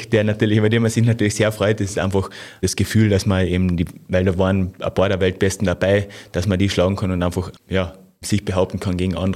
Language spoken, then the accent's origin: German; Carinthia, Austria; Ja, ich bin am Ossiacher See aufgewachsen, also von dem